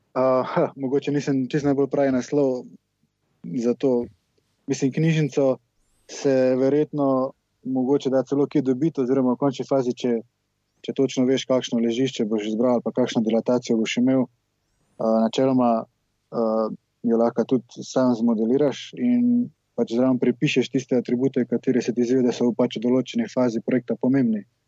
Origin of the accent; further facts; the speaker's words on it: Velenje, Savinja, Slovenia; iz Velenja. Uh, osnovno šolo in gimnazijo sem v bistvu obiskoval kar tukaj v Velenju